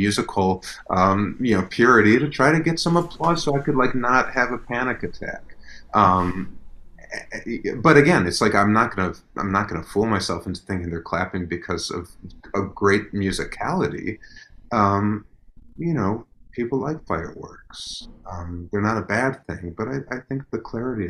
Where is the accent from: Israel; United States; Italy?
United States; Chicago, Illinois; I grew up in Chicago